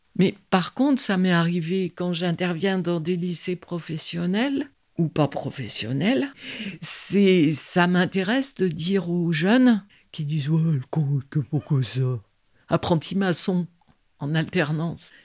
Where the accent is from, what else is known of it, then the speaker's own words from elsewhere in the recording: Vizille, Auvergne-Rhône-Alpes, France; also born or lived in Lyon; je suis pas née en Dauphiné, je suis née à Lyon. Quand je suis arrivée, j'avais 5 ans, aux alentours de Visil